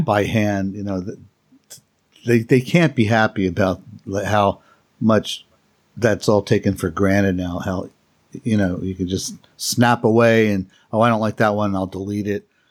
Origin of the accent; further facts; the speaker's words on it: Philadelphia, Pennsylvania, United States; my hometown of Philadelphia